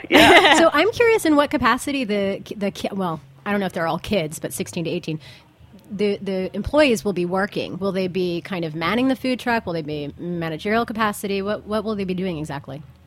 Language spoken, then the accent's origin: English; California, United States; I'm from California